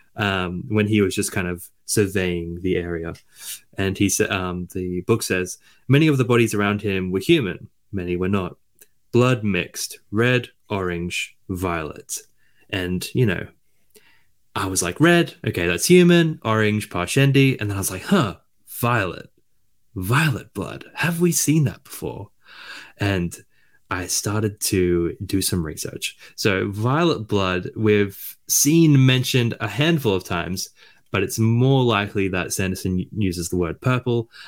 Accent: Australia; I'm Australian

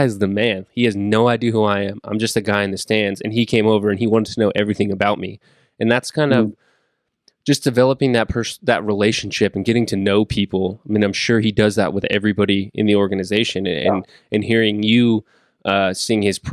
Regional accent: Northern California, United States; growing up in Northern California

